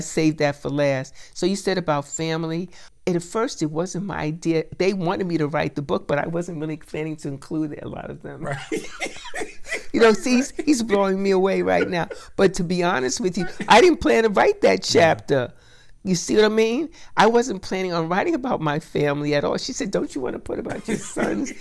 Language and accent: English; New York City, New York, United States; now in Dayton, United States; I'm a New Yorker